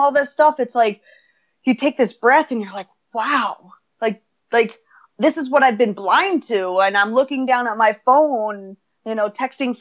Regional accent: United States; I'm American

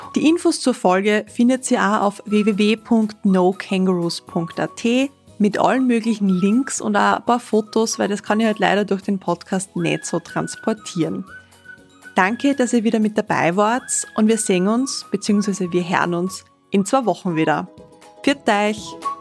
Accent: Austria

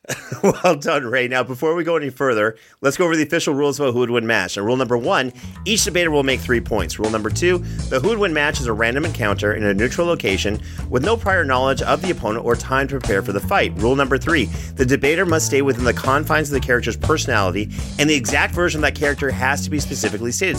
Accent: Canada; I'm Canadian

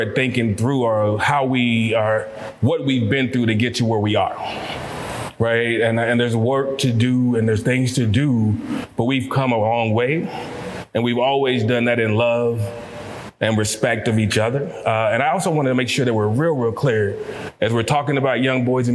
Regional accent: Louisville, Kentucky, United States; I'm from Louisville, Kentucky

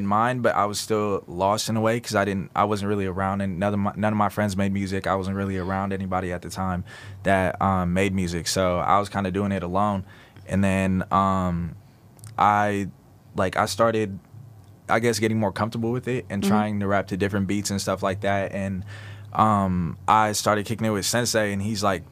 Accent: Arizona, United States; also born or lived in Stockton, California; I'm from Stockton, California, but like pretty much raised out here. Mm-hmm. So like from Arizona, basically.

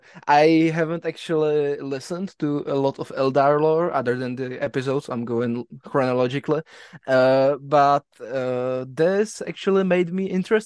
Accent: Czechia; English is a second language; I'm from the Czech Republic

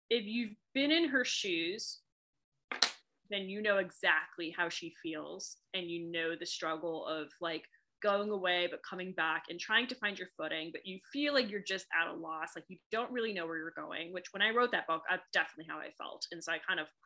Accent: Boston, Massachusetts, United States; accent: Boston; also born or lived in England; if I say certain words, I sound like I'm from Boston. When I moved here

